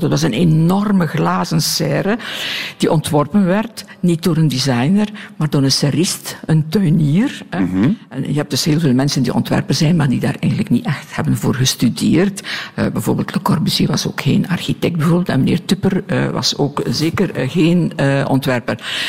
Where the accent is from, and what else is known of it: Belgium